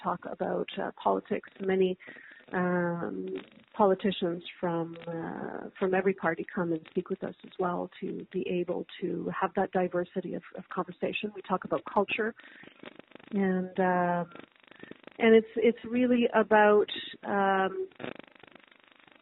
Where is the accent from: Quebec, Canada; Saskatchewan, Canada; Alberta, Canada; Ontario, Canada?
Quebec, Canada; Montreal; I absolutely consider myself a Canadian first, and a Quebecer, and of course a Montrealer as well.